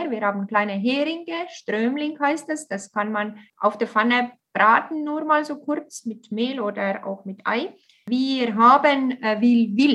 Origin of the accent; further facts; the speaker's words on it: Tartu, Tartu County, Estonia; German is a second language; Äh, Tartu ist auch meine Heimatstadt.